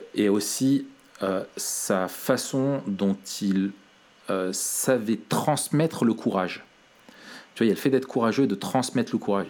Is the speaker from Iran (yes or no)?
no; France; accent: French; avec mon accent euh, so French